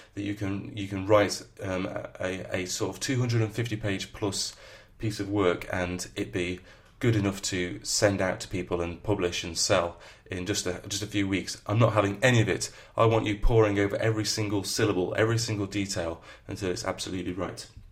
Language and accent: English; the north of England, United Kingdom; accent: northern; my northern accent